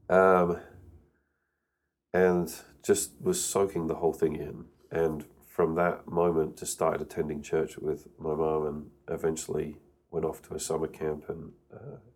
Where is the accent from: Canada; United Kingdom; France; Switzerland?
United Kingdom; So born and raised in the UK. Uh, so I used to speak like this, mate, uh, but my accent's kind of softened over the years.